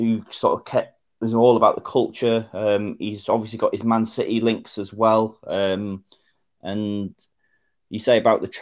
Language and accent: English; Newcastle upon Tyne, North East England, United Kingdom; now in Northampton, United Kingdom; originally I was born up in Newcastle. So I was born and bred sort of Newcastle fan.